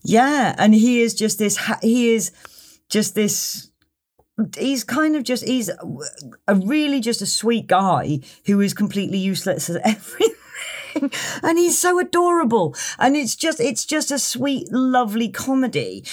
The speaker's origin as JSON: {"language": "English", "town": "Tewkesbury", "region": "South West England", "country": "United Kingdom", "also_born_or_lived": "Cheltenham", "said": "I come from Tewkesbury"}